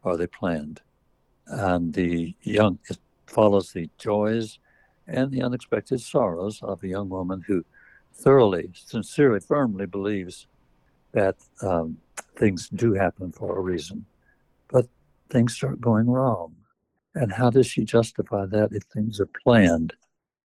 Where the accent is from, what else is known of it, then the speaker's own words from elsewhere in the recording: Texas, United States; moved away as an adult; also born or lived in Tulsa, Oklahoma; I grew up in Texas. I went to University of Texas, got a master's degree there in journalism, and worked here in Austin for 5 or 6 years